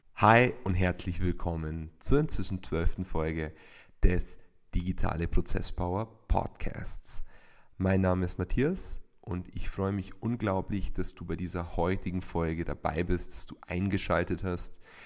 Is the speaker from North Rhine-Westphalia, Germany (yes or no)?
no; Bavaria, Germany; bei uns in Bayern